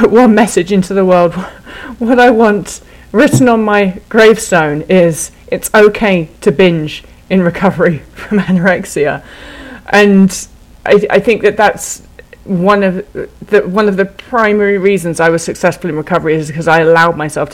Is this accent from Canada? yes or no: no; England, United Kingdom; now in United States; as an English person in America